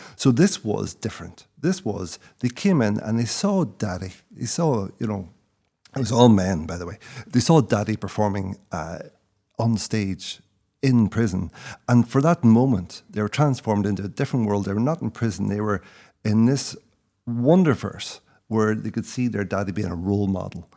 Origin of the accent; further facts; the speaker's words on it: South Derry, Northern Ireland, United Kingdom; moved away; also born or lived in London; I grew up in Derry